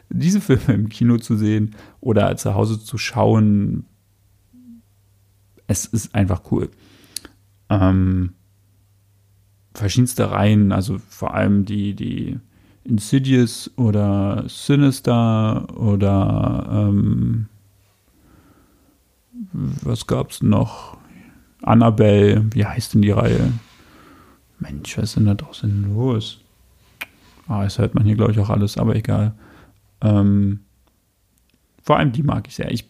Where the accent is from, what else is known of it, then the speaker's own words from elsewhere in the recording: Köpenick, Berlin, Germany; Ich bin in Köpenick aufgewachsen.